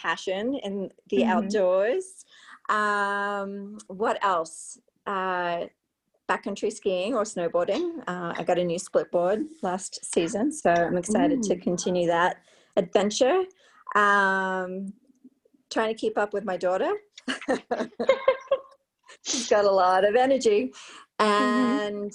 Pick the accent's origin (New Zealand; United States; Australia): Australia; moved away; a trip home to Australia